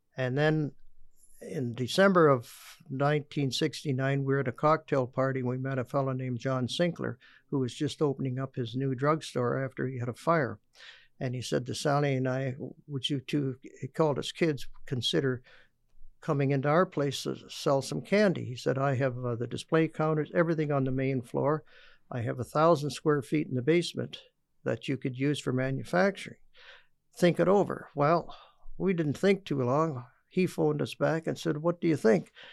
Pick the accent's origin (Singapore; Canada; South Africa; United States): Canada; Stratford, Ontario; the famous candy man from Stratford, Ontario